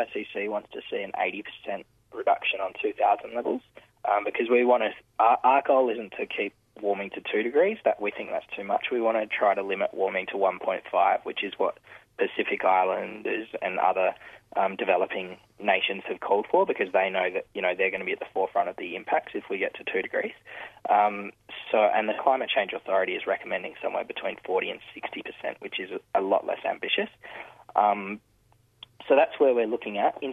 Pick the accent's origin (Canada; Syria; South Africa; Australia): Australia; South Australia; in my home state